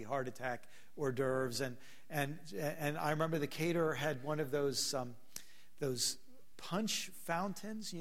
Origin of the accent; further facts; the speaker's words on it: Maryland, United States; I'm from Maryland